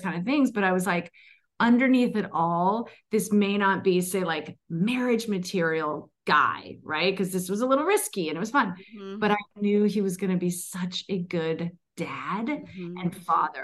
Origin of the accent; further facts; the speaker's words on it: East Coast, United States; now in Los Angeles, United States; I'm from the East Coast, came out